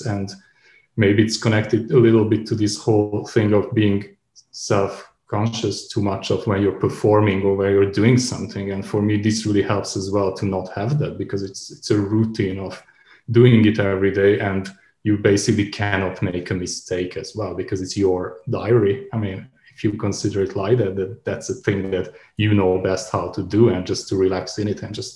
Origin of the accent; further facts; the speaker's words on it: Subotica, Vojvodina, Serbia; moved away as an adult; also born or lived in Belgrade / Novi Sad; now in Berlin, Germany; my hometown Subotica